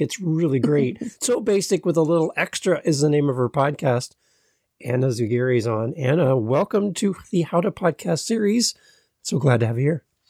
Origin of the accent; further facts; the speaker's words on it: Canada; as a Canadian